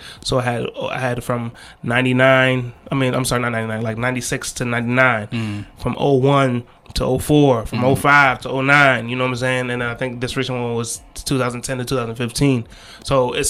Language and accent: English; Ghana; I'm trying doing my best as a Ghanaian DJ to push Ghanaian music out there.